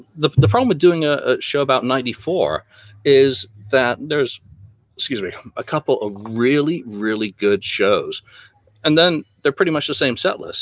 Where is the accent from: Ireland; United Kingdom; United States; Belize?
United Kingdom; England; even as an Englishman